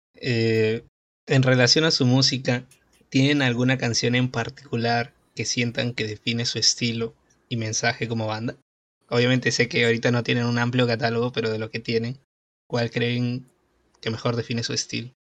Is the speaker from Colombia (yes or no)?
no; Peru; soy de Perú